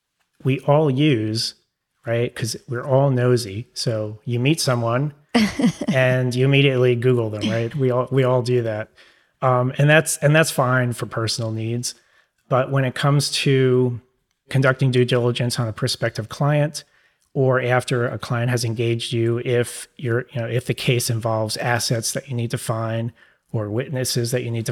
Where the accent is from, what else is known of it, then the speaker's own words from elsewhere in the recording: New York, United States; accent: New York; It might be my New York accent.